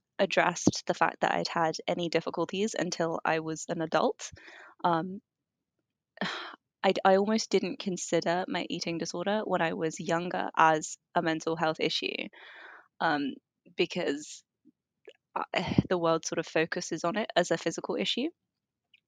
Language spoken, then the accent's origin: English; London, United Kingdom; I grew up in London. Well, I was born in London. I moved up around quite a lot, but London is for sure my home.